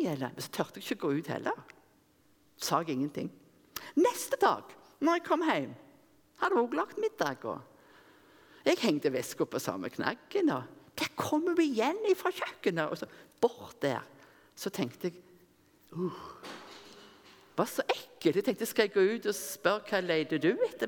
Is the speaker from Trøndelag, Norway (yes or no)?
no; Rennesøy, Rogaland, Norway; moved away; Når jeg gikk på Yngres, som vi hadde hjemme på Rennesøy, der jeg kom ifra